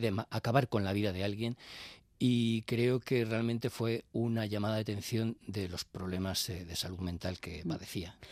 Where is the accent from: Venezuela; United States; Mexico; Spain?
Spain; Bilbao, Basque Country; yo soy de Bilbao y cuando yo iba, y, soy ya muy mayor